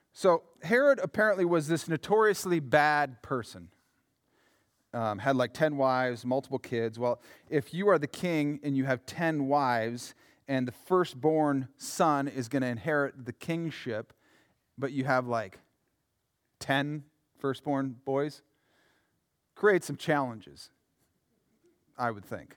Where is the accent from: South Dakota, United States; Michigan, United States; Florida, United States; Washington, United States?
South Dakota, United States; Yankton; now in Minnesota, United States; I'm from Yankton